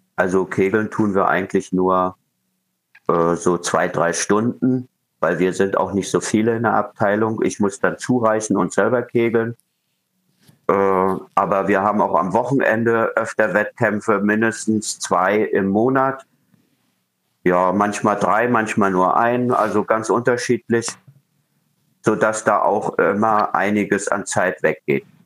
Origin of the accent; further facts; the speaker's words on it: Rostock, Mecklenburg-Vorpommern, Germany; in meinem Heimatort Rostock